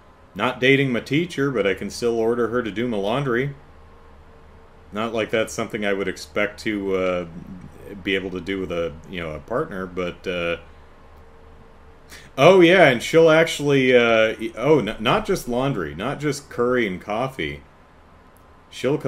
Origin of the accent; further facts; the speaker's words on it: United States; I'm American